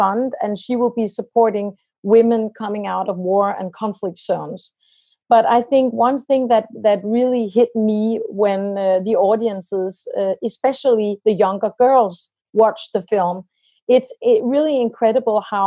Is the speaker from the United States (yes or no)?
no; Denmark